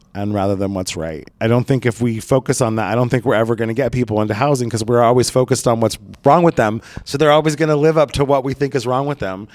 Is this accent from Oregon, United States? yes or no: yes; Southern Oregon, United States; moved away as an adult; also born or lived in Portland; now in Los Angeles, United States; my hometown in Southern Oregon